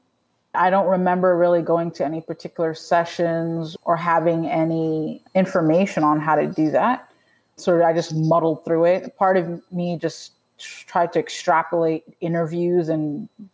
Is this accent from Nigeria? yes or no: yes; Nigeria; also born or lived in Atlanta, Georgia; now in New York, United States; I'm originally from Nigeria